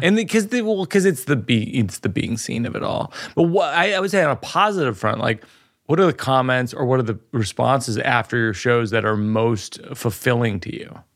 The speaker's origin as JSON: {"language": "English", "town": "Shrewsbury", "region": "Massachusetts", "country": "United States", "said": "I'm from the Ohio of Massachusetts. I'm from Shrewsbury, which is kind of the same mm. thing"}